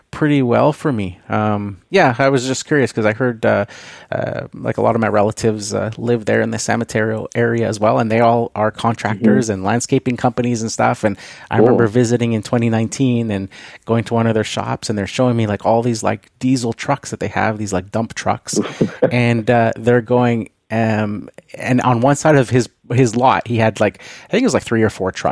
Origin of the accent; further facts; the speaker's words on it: Canada; being a Canadian